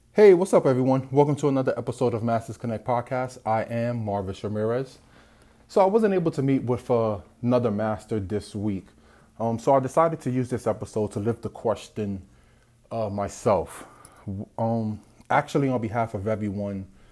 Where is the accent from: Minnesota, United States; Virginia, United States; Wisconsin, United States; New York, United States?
New York, United States; New York City; I was born and raised in the South Bronx